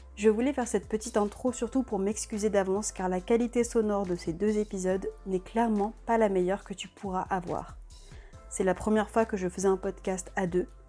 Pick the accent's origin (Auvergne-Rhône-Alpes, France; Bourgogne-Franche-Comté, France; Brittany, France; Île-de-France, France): Île-de-France, France; Paris; moved away as an adult; now in Lyon, France; c'est vrai que nous, on avait toujours habité à Paris. Ma mère est née à Paris, je suis née à Paris